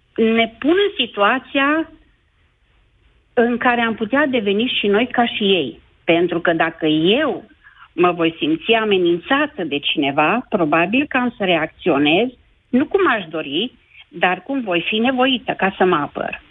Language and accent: Romanian; Baia Mare, Maramureș County, Romania; sunt din Baia Mare